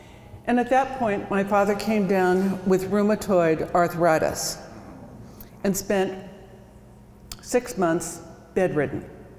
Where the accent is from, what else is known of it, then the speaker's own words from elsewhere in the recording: Watertown, South Dakota, United States; born there; So, I was born in Watertown.